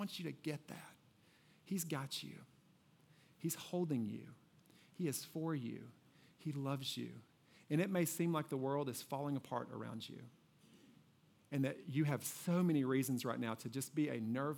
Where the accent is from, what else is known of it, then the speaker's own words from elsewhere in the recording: Kentucky, United States; I grew up in Kentucky